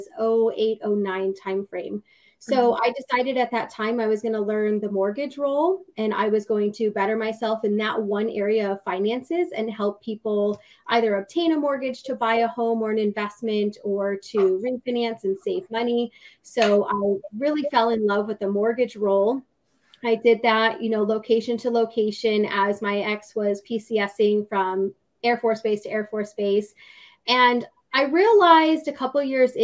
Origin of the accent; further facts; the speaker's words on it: Connecticut, United States; moved away; I'm born and raised in Connecticut